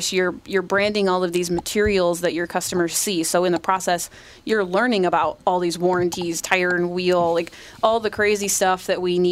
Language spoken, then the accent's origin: English; upstate New York, United States; now in Nowthen, United States; I'm from upstate New York